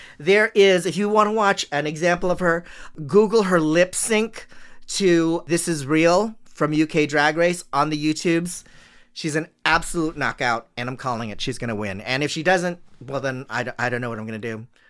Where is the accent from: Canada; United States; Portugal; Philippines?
Philippines; it's strange for me as a Filipino to watch Filipino drag queens